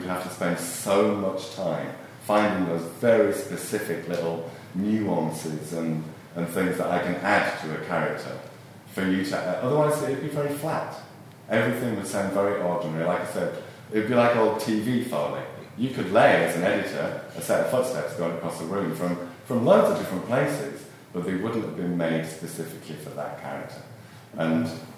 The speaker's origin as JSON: {"language": "English", "town": "Rochdale", "region": "North West England", "country": "United Kingdom", "moved": "as an adult", "lives_now": "London, United Kingdom", "said": "I come from Rochdale, which is a small mill town in the northwest of England. I moved to London kind of accidentally, really."}